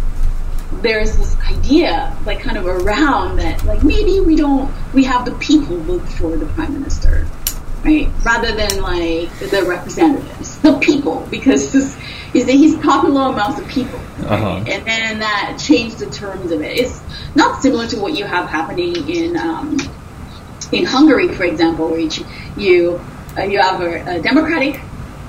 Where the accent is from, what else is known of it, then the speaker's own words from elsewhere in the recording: Dominica; moved away; I was born in Dominica